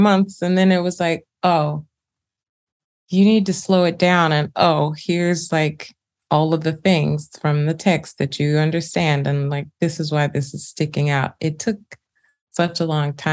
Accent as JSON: {"language": "English", "town": "Birmingham", "region": "Alabama", "country": "United States", "said": "Birmingham, Alabama, where I'm from"}